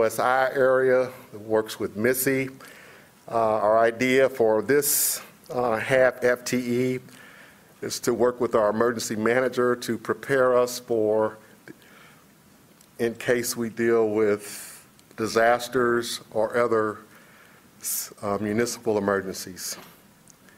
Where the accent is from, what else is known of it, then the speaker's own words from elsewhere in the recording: Kentucky, United States; moved away; I'm from Kentucky